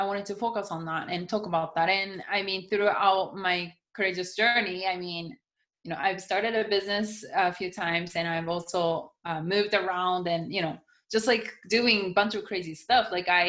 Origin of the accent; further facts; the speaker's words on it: United States; I mean, I think I'm American. I look Japanese, but I'm completely more American than I think most of the Japanese people.